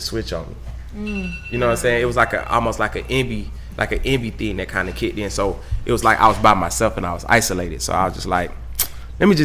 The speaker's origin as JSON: {"language": "English", "town": "Atlanta", "region": "Georgia", "country": "United States", "said": "I'm from the streets of Atlanta"}